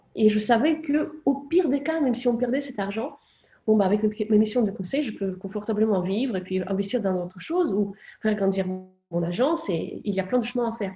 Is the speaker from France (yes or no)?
no; Moscow, Russia; moved away; J'ai grandi à Moscou